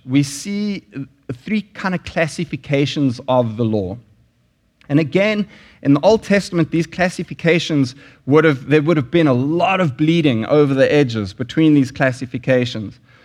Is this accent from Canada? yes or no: no; South Africa; moved away; there were sanctions in South Africa when I lived there